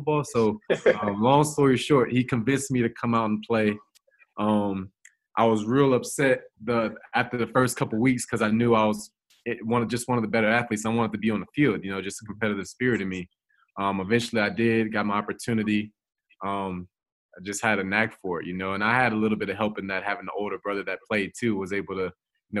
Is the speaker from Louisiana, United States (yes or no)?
yes; Prairieville, Louisiana, United States; I grew up in just outside Baton Rouge, Louisiana, in the suburbs, a place called Prairieville